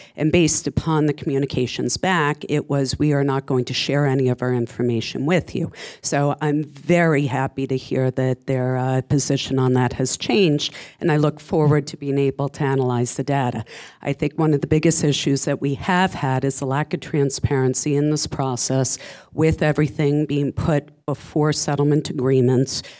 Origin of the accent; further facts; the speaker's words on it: Saddle River, New Jersey, United States; I grew up in Saddle River